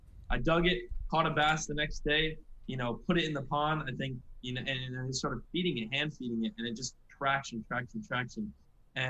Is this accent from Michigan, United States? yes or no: no; Jupiter, Florida, United States; also born or lived in Long Island, New York; I was born in New York, and then my dad actually got a job in West Palm, which is obviously where we live in Jupiter, Florida now